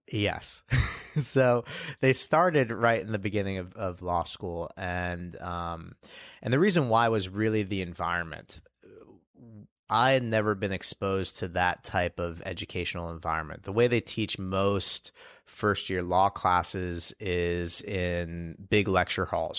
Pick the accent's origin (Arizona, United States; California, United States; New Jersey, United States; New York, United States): New York, United States; New York City; I grew up here in New York City